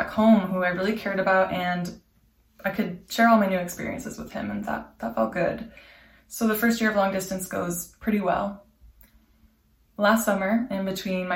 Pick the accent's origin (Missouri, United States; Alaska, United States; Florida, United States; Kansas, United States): Alaska, United States; Anchorage; moved away as an adult; now in Montreal, Canada; I was living in Anchorage, my hometown